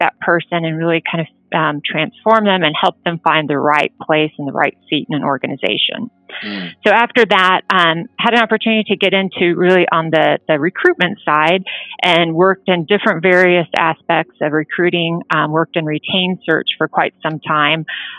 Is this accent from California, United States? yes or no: yes; California, United States; Spent most of my, I kind of say I grew up in California because spent about 8 years there, finished middle school and high school